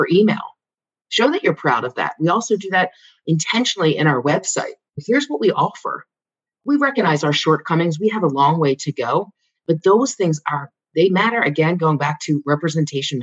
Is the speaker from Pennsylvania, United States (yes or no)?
yes; Philadelphia, Pennsylvania, United States; I'm from Philadelphia.